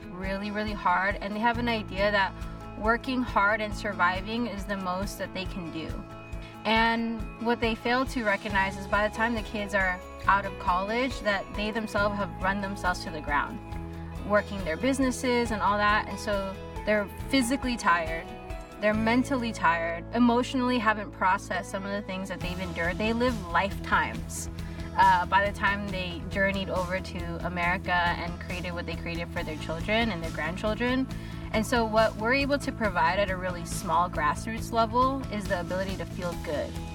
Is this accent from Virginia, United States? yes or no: no; Long Beach, California, United States; I'm from Long Beach, California